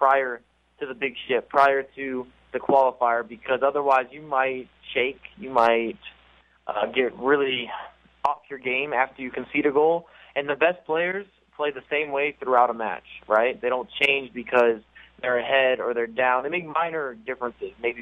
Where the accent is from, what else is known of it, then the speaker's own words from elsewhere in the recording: Houston, Texas, United States; I'm from Houston